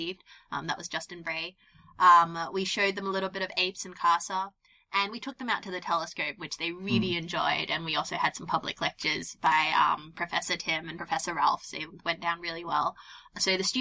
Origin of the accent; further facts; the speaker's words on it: Australia; moved away as an adult; also born or lived in Netherlands; now in United Kingdom; I grew up in Australia